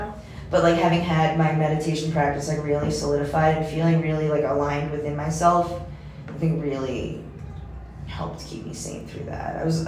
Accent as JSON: {"language": "English", "country": "United States", "also_born_or_lived": "China", "moved": "yes", "said": "as an American"}